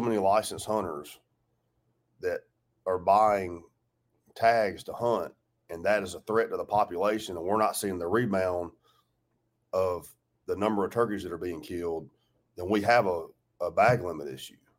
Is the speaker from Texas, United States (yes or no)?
no; Georgia, United States; I grew up in Georgia